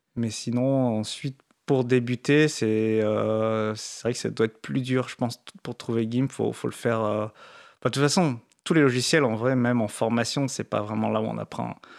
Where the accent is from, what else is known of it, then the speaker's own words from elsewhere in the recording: France; on est français